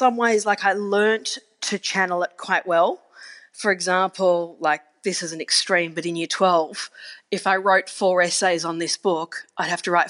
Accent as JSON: {"language": "English", "town": "Geelong", "region": "Victoria", "country": "Australia", "tie": "born or raised there", "said": "you move overseas or I grew up in Geelong."}